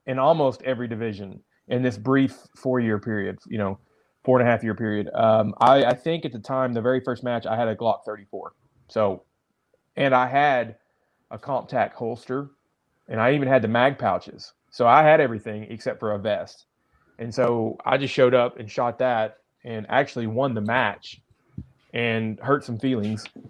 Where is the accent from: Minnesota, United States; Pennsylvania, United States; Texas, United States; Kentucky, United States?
Texas, United States; Dallas; also born or lived in Amarillo, Texas; now in Arkansas, United States; I grew up in Dallas